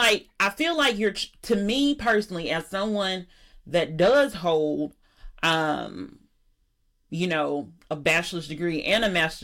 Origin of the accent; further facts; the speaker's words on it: Alabama, United States; I'm from Alabama